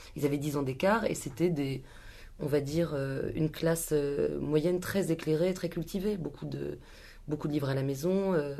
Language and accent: French; Paris, Île-de-France, France; À Paris, dans le 13e, dans le sud, dans le sud du 13e